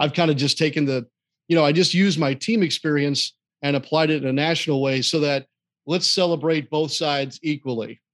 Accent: St. Louis, Missouri, United States; moved away; I grew up in Saint Louis

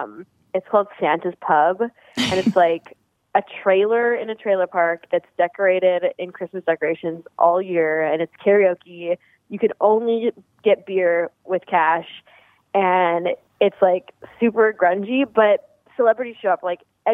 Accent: Alberta, Canada; I'm from Alberta

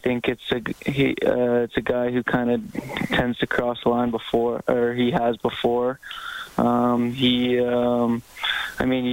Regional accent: Canmore, Alberta, Canada; I grew up in Canmore.

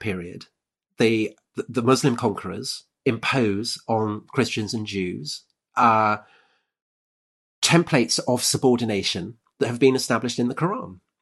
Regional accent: United Kingdom; I'm British

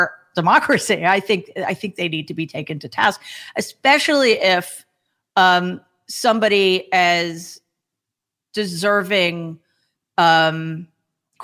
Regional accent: New York, United States; I'm from New York

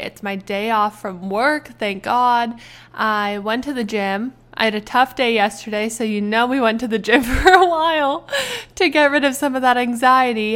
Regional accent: Canada; now in United States; I am Canadian. I am Canadian.

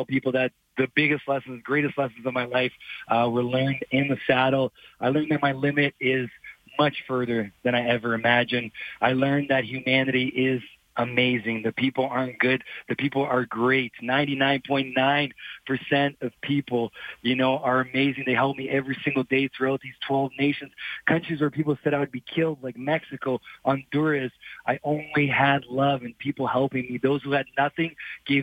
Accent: Brazil; moved away; I'm a journalist originally from Brazil. Grew up around horses

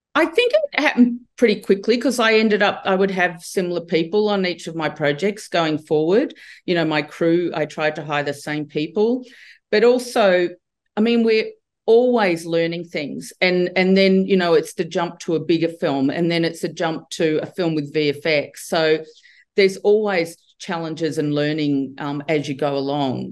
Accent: Australia; I grew up in Australia

